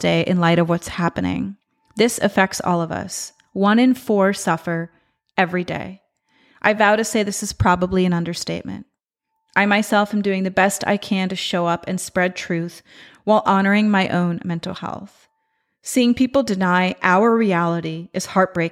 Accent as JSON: {"language": "English", "country": "Israel", "moved": "yes", "said": "my home country, in Israel"}